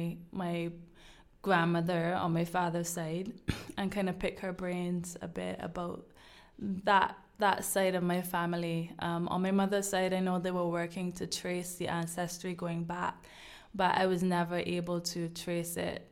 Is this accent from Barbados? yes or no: yes; Barbados; growing up in Barbados, we had one television station when I was growing up.